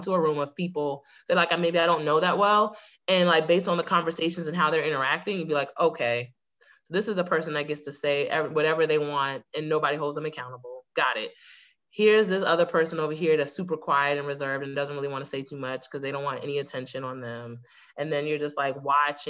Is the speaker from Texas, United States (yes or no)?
no; Fort Lauderdale, Florida, United States; I was born in Lauderdale, Florida. So, like, I'm from South Florida, right, originally.